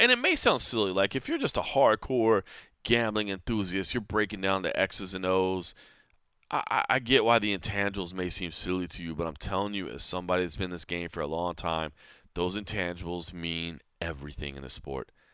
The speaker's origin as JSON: {"language": "English", "town": "Dallas", "region": "Texas", "country": "United States", "tie": "born or raised there", "said": "growing up in Texas"}